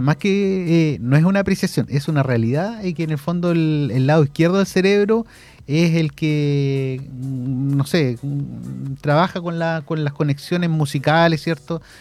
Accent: Concepción, Biobío, Chile; also born or lived in Santiago; yo que venía de Conce, me fui de Conce a Santiago

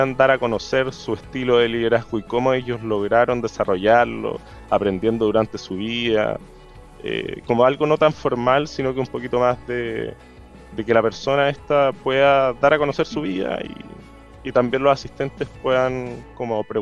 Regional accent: Los Ángeles, Biobío, Chile; also born or lived in Santiago; now in Concepción, Chile; Crecí en Los Ángeles

